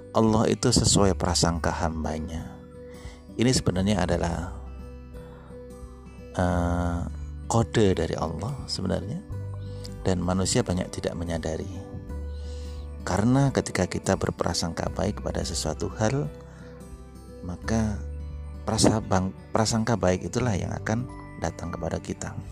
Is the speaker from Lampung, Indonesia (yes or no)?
no; Samarinda, East Kalimantan, Indonesia; Saya dari Samarinda